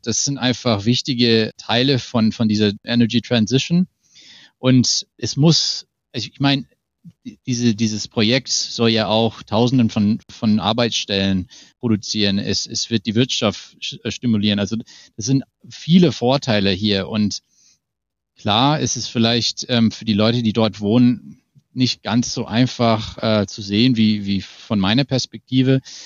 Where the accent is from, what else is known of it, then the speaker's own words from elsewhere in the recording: Hamilton, Ontario, Canada; German is a second language; moved away; ich komme, wie gesagt, aus Ontario. Da also auf die, aus die Ecke von, von Hamilton